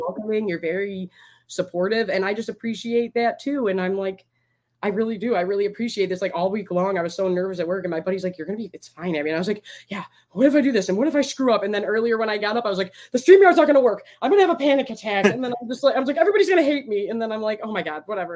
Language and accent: English; Michigan, United States; I'm from Michigan.